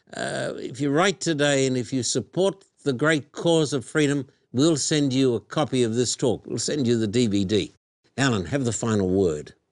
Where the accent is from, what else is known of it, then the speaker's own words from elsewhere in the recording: Australia; moved away; when I was a boy growing up in Australia